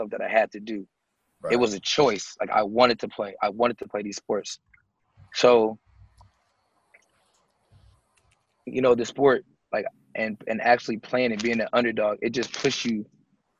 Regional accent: Seattle, Washington, United States; I was a kid from Seattle, Washington

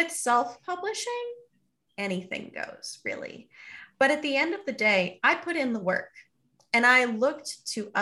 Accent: Houston, Texas, United States; it was a museum that I went to multiple times as a kid growing up in Houston, Texas.

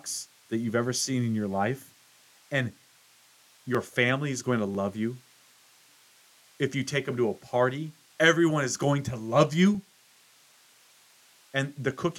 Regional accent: United States; I'm an American

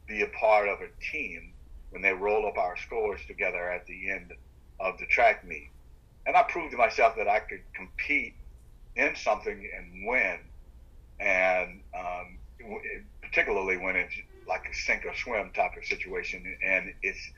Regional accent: Sumter County, South Carolina, United States; I grew up in the rural part of South Carolina called Sumter County

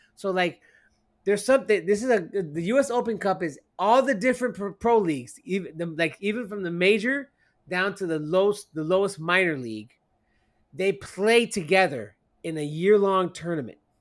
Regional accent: Miami, Florida, United States; Elias and myself, we're from Miami

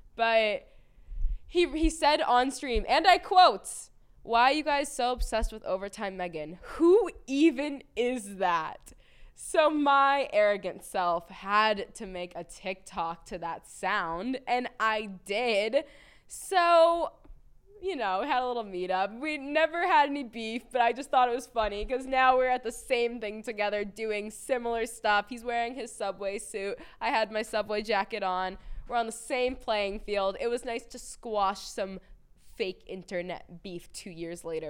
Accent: Boston, Massachusetts, United States; I growing up in Boston

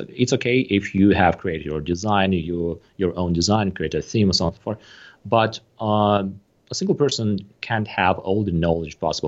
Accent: Moldova; I am personally from Moldova

